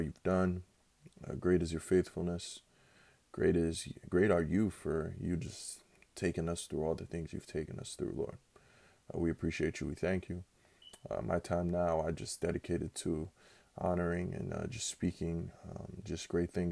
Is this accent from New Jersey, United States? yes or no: yes; Newark, New Jersey, United States; I'm from Newark, New Jersey.